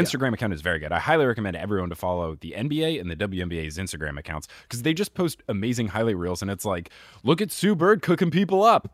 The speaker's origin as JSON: {"language": "English", "region": "New Jersey", "country": "United States", "tie": "born or raised there", "said": "I grew up in New Jersey"}